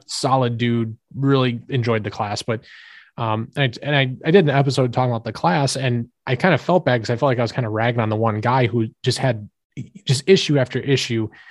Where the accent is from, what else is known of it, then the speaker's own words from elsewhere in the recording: United States; as an American